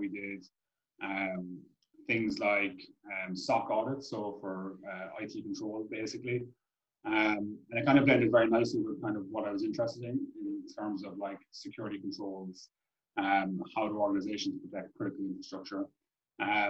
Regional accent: Cork, Munster, Ireland; also born or lived in Dublin; move back to Cork from Dublin, back to the real capital

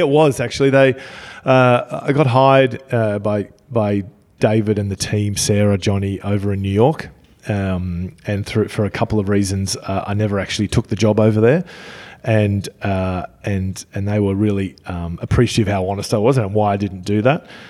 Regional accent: Australia; I'm from Australia

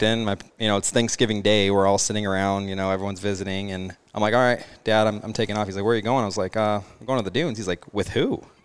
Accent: Mesa, Arizona, United States; I'm from Mesa, Arizona.

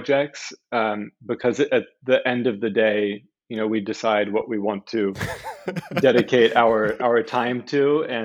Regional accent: Southern California, United States; I grew up in Southern California

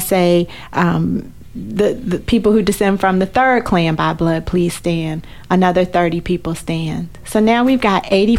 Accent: Washington, District of Columbia, United States

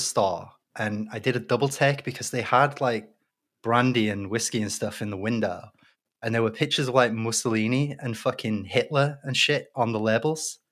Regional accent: Leeds, Yorkshire and the Humber, United Kingdom; moved away; I'm from Leeds originally

